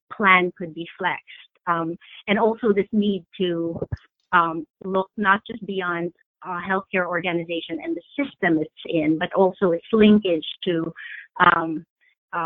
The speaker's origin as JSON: {"language": "English", "town": "New York City", "region": "New York", "country": "United States", "said": "I'm a New Yorker"}